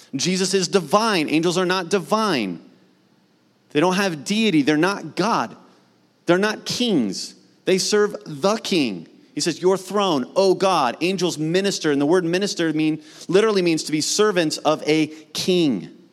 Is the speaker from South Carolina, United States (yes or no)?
no; Mount Vernon, Ohio, United States; my hometown of Mount Vernon, Ohio, which is north of Columbus